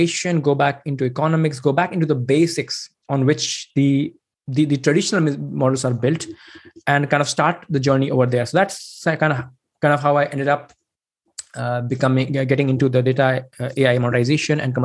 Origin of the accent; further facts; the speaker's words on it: India; moved away as an adult; now in Sweden; I'm basically originally from India